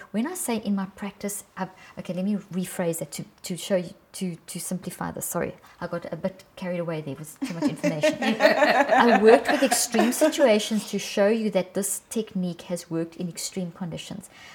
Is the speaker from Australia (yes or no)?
no; South Africa; I come from South Africa, and I worked for 25 years in some of the worst parts of South Africa